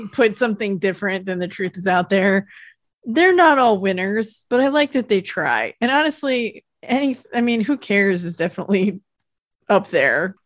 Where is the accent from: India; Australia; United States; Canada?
United States; I'm from Lake Tahoe